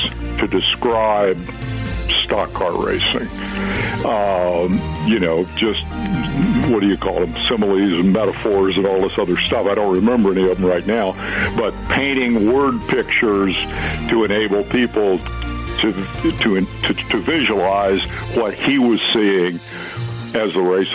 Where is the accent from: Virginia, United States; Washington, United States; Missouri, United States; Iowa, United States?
Iowa, United States; Fairfield; in Fairfield, Iowa, my hometown.